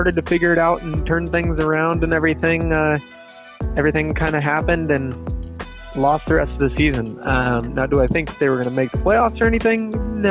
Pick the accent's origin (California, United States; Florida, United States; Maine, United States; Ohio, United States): California, United States; Sacramento; I was born and raised in Sacramento